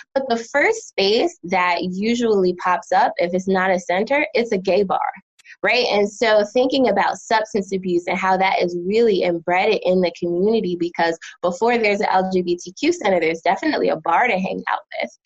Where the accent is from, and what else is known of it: United States; moved away as an adult; also born or lived in New Jersey / Philadelphia, Pennsylvania; now in North Carolina, United States